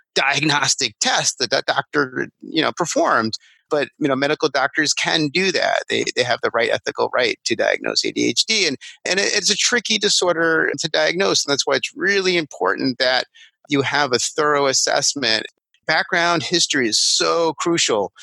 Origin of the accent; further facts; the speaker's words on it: Massapequa Park, New York, United States; I'm from Long Island, Massapequa Park